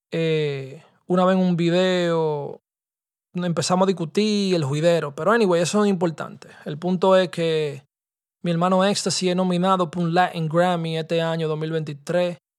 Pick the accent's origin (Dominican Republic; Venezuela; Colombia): Dominican Republic; nosotros somos nosotros, dominicanos y vaina